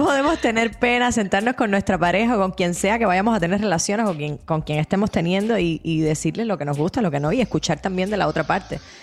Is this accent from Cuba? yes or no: yes; Cuba; Cuba, que es de donde yo soy